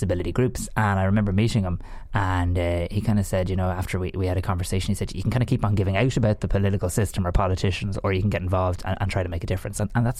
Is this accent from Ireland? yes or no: yes; Greystones, Leinster, Ireland; I was a kind of opinionated teenager living in Greystones